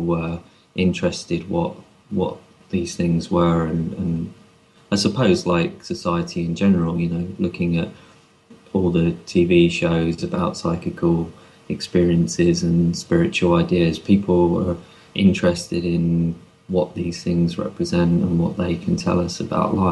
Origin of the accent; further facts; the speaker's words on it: London, United Kingdom; growing up in London